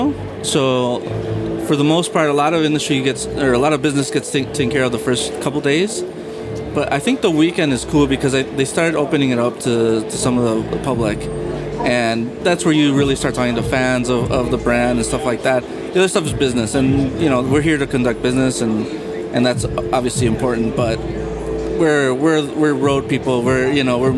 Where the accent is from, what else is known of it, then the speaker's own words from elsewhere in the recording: Chicago, Illinois, United States; born and raised in Chicago, but my house was a Mexican household